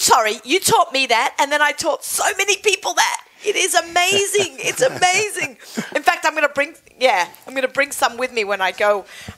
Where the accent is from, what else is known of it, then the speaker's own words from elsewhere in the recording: Australia; we're Australian